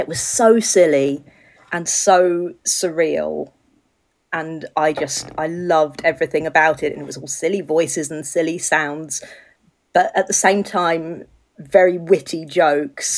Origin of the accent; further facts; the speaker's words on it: England, United Kingdom; also born or lived in South Wales; now in Wales, United Kingdom; You can probably tell from the way I speak that I'm quite English, but I live in Wales. I live in South Wales.